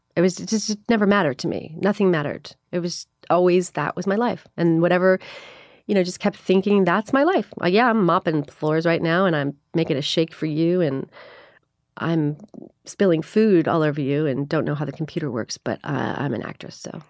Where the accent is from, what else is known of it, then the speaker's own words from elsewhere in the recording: Miami, Florida, United States; also born or lived in Chicago; I was born in Chicago. I grew up in Miami, though. We moved when I was seven.